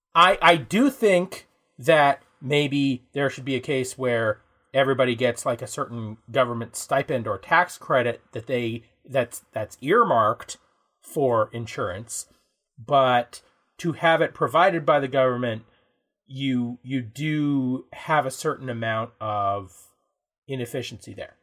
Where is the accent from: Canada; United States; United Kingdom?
Canada; Ontario; here in Canada, we've got our federal public services, like the stuff we get for being Canadian. Uh, we get our provincial public services, in our case, Ontario